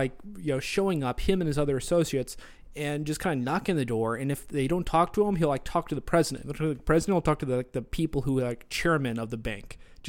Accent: Australia; accent: Australian; That's just my Australian accent.

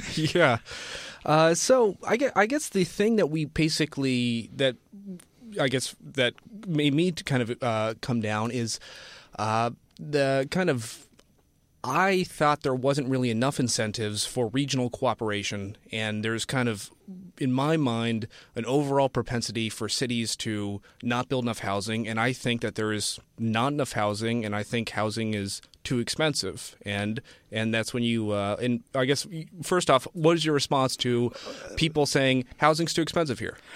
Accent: Cincinnati, Ohio, United States; now in Sunnyvale, United States; my hometown of Cincinnati, Ohio is sixty.

